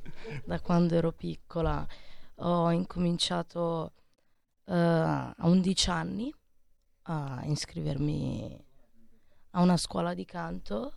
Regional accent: Giussano, Lombardy, Italy; Io sono di Paina di Giussano

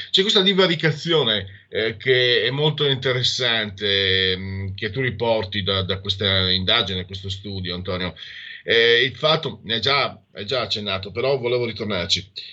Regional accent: Friuli-Venezia Giulia, Italy; Vengo dal Friuli

